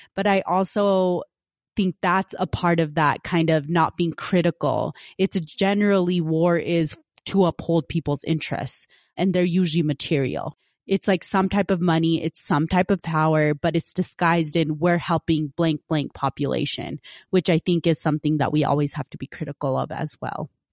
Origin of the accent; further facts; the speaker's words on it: United States; growing up as an American